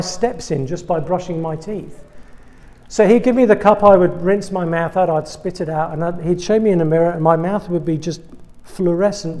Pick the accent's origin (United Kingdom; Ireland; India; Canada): United Kingdom; England; accent: British; moved away as an adult; now in United States; I'm British. You probably picked that one up by now. That was not a South Dakota accent you've been hearing this evening. I'm from England